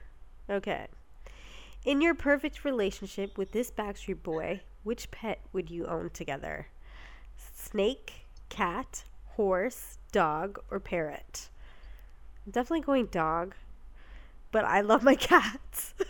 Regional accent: Canada; we're from Canada

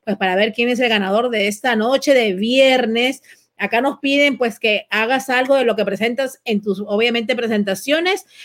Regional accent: Peru; now in Miami, United States; te voy a decir que aquí yo soy peruana y obviamente a veces me dicen que he perdido un poquito mi dejo de peruana porque vivo en Miami y en Miami hay mucho cubano.

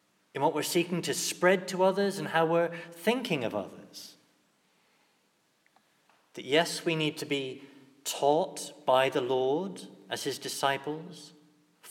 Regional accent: England, United Kingdom; as English Catholics

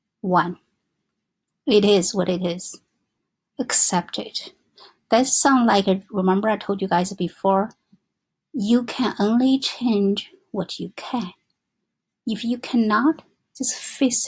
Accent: China; English is a second language; moved away as an adult; now in New York, United States; I was born in China, and because I married to my husband

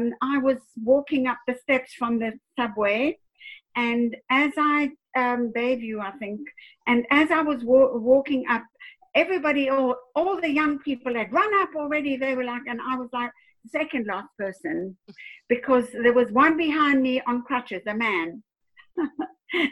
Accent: China; moved away; also born or lived in South Africa / London; I'm from China

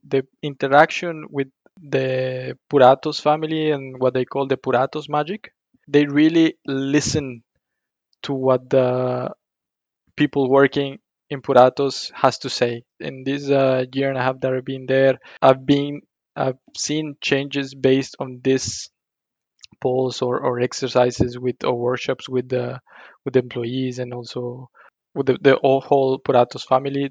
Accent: Colima, Mexico; English is a second language; moved away as an adult; also born or lived in Monterrey, Mexico; now in Brussels, Belgium; I'm from a small town in, Colima, in Mexico called Colima and uh, after finishing my studies in, in Monterrey, I went back to my hometown

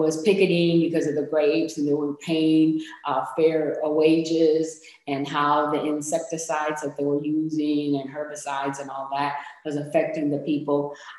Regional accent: Michigan, United States; English is a second language; also born or lived in Puerto Rico; I was about 4.5 years old when I came from Puerto Rico to Michigan. And we came to Michigan because my aunt had moved to Michigan.

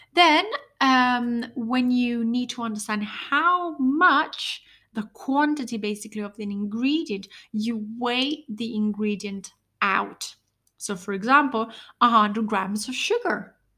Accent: Italy; I'm from Italy

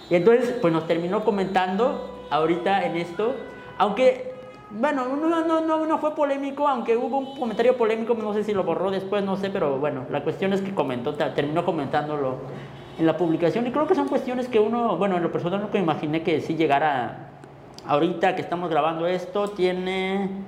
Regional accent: Mexico; al final de cuentas todos somos mexicanos

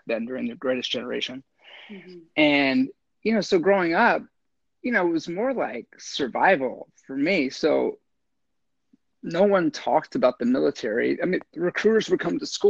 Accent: Lansdowne, Maryland, United States; moved away; I grew up in Baltimore, but just outside of Baltimore City in a place called Lansdowne

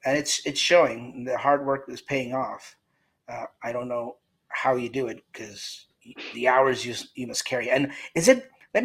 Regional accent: Canada; The whole panel, including myself, we're all Canadian

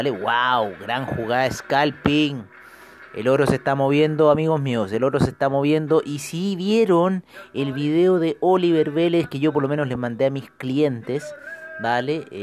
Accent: Chile; orgullosos de ser chilenos con esa constitución y que en cierta forma nos eh, beneficia a nosotros como chilenos

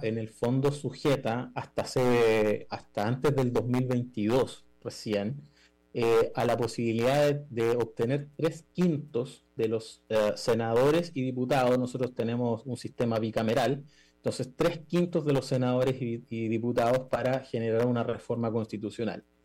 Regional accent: Chile

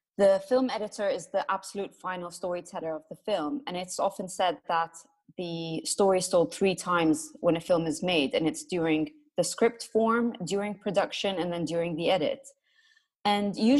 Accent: Jordan; moved away as an adult; also born or lived in Iraq / Italy; I am Iraqi, but I grew up in Jordan, went to school there.

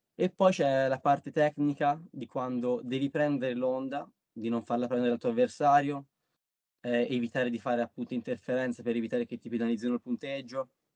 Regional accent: Pietrasanta, Tuscany, Italy; qua dalle mie parti a, al pontile di Maria di Pietrasanta

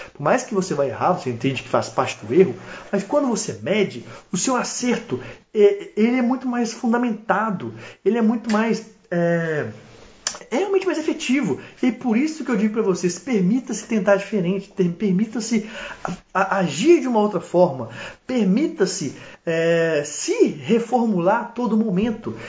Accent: Minas Gerais, Brazil; accent: mineiro, embolado; sou mineiro, mineiro do interior e falo embolado

